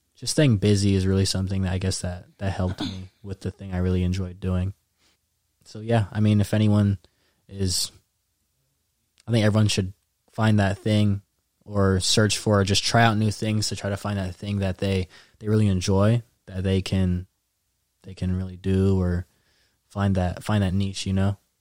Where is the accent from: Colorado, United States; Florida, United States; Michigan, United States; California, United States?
California, United States; Daly City; also born or lived in San Mateo, California / Rocklin, California; I was born there. Went to elementary school there